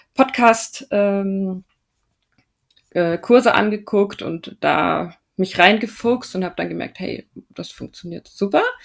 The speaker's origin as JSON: {"language": "German", "town": "Regensburg", "region": "Bavaria", "country": "Germany", "also_born_or_lived": "Austria / Munich", "moved": "as an adult", "said": "ich bin ursprünglich aus Regensburg"}